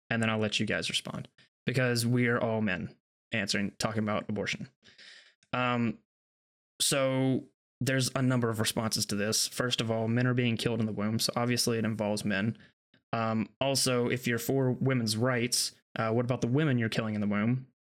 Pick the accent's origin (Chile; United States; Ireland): United States; I'm an American